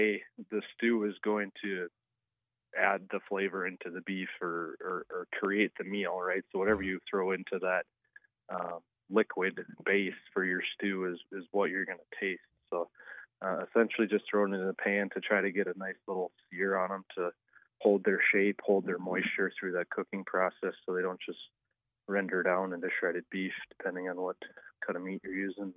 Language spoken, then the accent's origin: English; South Central North Dakota, United States; I'm in Western North Dakota. I grew up in South Central North Dakota.